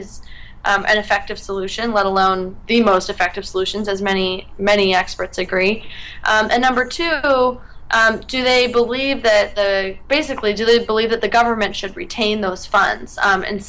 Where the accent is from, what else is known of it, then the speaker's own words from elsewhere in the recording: Oregon, United States; moved away; I was still in my home state of Oregon